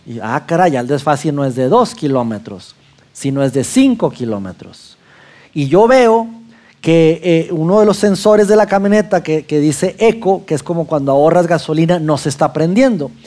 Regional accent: Mexico; now in Saltillo, Mexico; macho mexicano

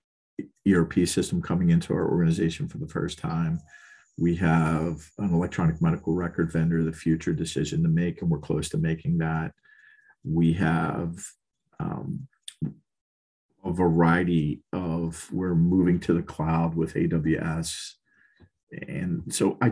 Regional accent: Baltimore, Maryland, United States; moved away; also born or lived in Philadelphia, Pennsylvania; I was born and raised in East Baltimore, and City Hospital was a couple blocks from where I grew up

